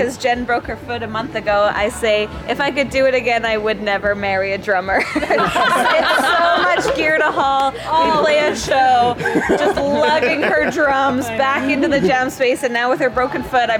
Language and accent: English; Vancouver, British Columbia, Canada; because we're just from Vancouver, so we've endured this wet spring, summer, January, July-uary